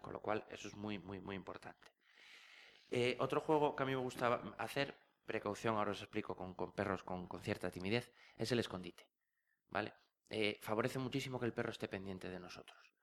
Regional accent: Asturias, Spain; yo soy asturiano

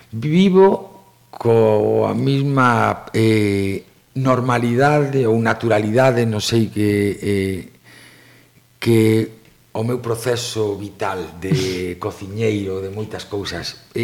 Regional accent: O Grove, Galicia, Spain; also born or lived in Switzerland; son do Grove e, e o que me dá o meu povo non me dá ningún outro lugar

